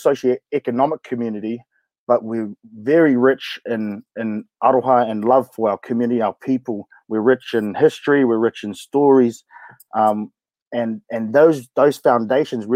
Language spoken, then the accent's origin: English; Opotiki, Bay of Plenty, New Zealand; moved away; I tipu ake au, I grew up in Opotiki.